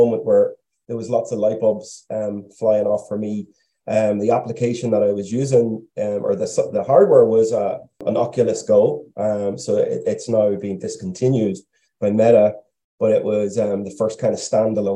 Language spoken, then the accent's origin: English; Lurgan, Northern Ireland, United Kingdom; I was born and raised in Lurgan, County Armagh, back in the late 80s into the 90s.